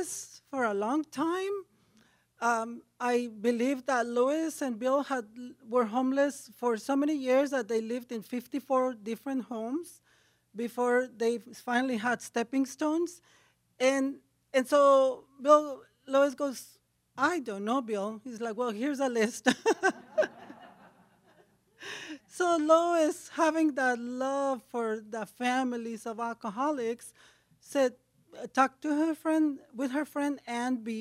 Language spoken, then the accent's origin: English; Ensenada, Baja California, Mexico; English is a second language; moved away; I am from Mexico, from Ensenada. It's a drinking town.